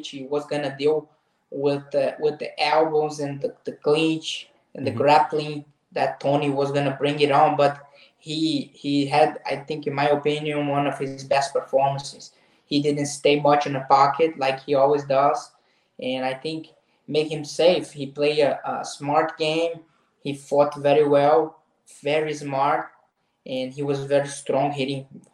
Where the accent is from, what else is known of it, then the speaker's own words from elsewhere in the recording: Nova Friburgo, Rio de Janeiro, Brazil; English is a second language; now in United States; I'm 2 hours from Rio de Janeiro city. I'm from Nova Friburgo in the mountains, the same town Edson Barbosa is from. And I grew up there